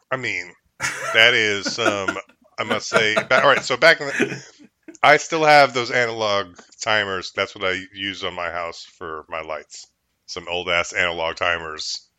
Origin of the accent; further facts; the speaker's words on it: New York, United States; I'm New York. I'm a New Yorker